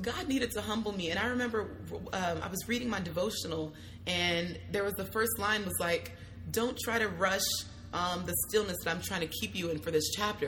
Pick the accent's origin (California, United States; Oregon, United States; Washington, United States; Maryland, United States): California, United States; Hayward; also born or lived in Union City; So I was born and raised in Hayward slash Union City. Okay. So the Bay Area